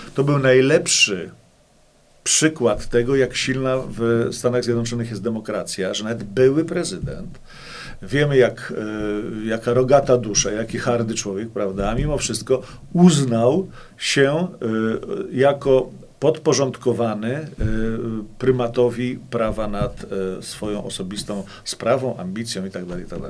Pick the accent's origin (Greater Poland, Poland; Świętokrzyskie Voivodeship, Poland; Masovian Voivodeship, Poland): Masovian Voivodeship, Poland; Płock; Ja jestem płoczaninem. Urodziłem się i wychowałem w Płocku